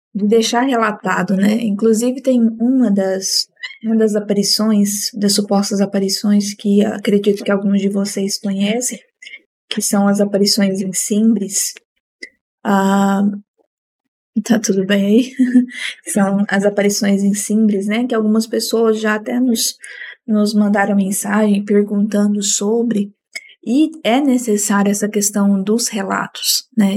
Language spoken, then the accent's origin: Portuguese; Minas Gerais, Brazil; Sou mineira